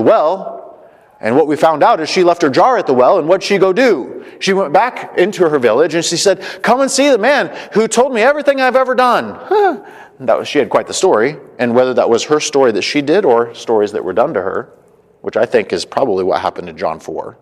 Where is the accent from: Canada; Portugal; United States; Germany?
United States; Colorado; I'm from Colorado